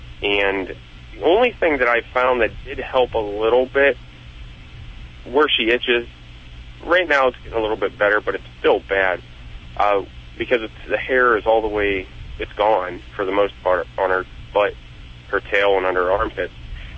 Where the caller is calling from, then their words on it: Youngstown, Ohio, United States; Youngstown, Ohio.